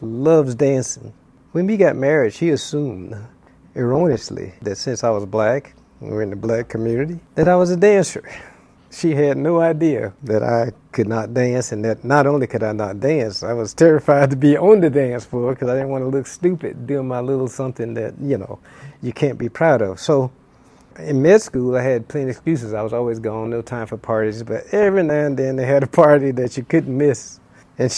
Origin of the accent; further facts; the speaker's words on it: Florida, United States; now in Hawaii, United States; I grew up in Florida